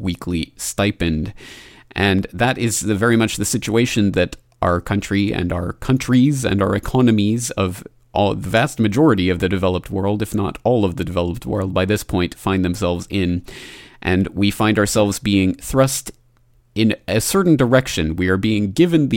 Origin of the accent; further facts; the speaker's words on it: Canada; my home country of Canada